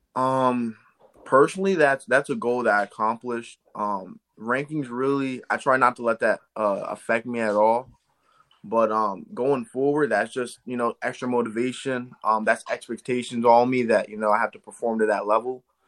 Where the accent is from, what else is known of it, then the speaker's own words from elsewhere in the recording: Eastern Pennsylvania, United States; I'm from Eastern Pennsylvania.